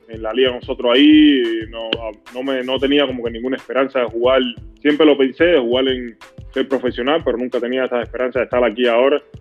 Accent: Cuba; es, un orgullo muy grande, porque soy cubano 100%. Para mí todo segundo, todo minuto que yo pueda de una forma u otra representar a mi país, para mí es un honor bien grande.

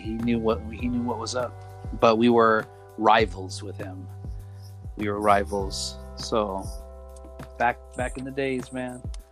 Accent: Oxnard, California, United States; Growing up in Oxnard, it's so confined that when something new comes out, you hear about it right away.

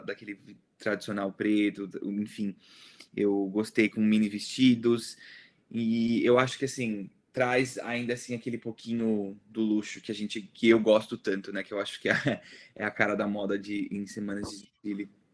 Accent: Brazil; sou brasileiro

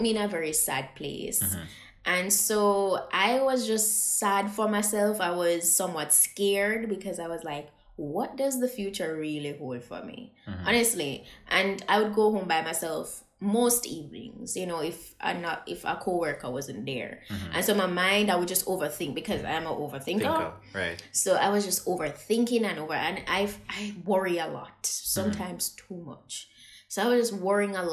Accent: Jamaica; I being a Jamaican

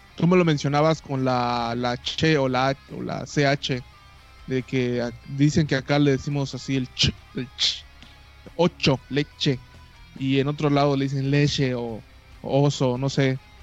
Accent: Cancún, Quintana Roo, Mexico; also born or lived in Yucatán; yo nací en Cancún, tengo que admitirlo, no, este, mis raíces yucatecas se van perdiendo cada, cada día

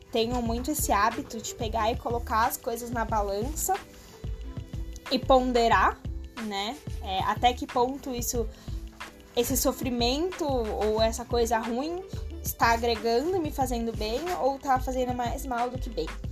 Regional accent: São Paulo, Brazil; moved away as an adult; now in Caraíva, Brazil; eu sou paulista, paulista da gema, paulista da capital

